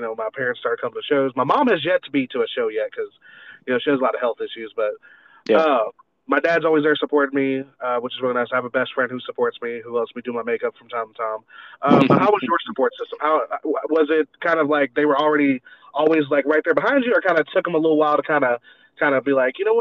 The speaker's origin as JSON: {"language": "English", "region": "the South", "country": "United States", "tie": "born or raised there", "also_born_or_lived": "Brandon, Florida", "lives_now": "Beaumont, United States", "said": "growing up in the South"}